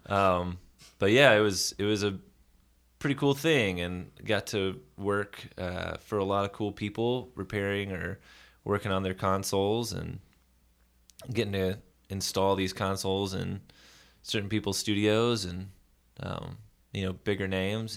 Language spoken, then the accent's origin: English; Nashville, Tennessee, United States; Born and raised in Nashville, Tennessee